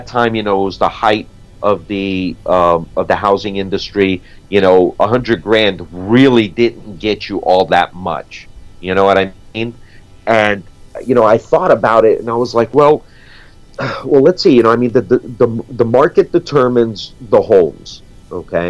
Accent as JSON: {"language": "English", "town": "New York City", "region": "New York", "country": "United States", "tie": "born or raised there", "also_born_or_lived": "South Florida", "moved": "yes", "said": "growing up in New York City and living in South Florida"}